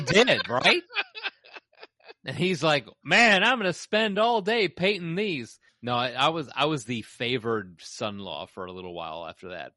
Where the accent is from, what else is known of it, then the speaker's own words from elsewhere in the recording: Chicago, Illinois, United States; I'm a Chicagoan.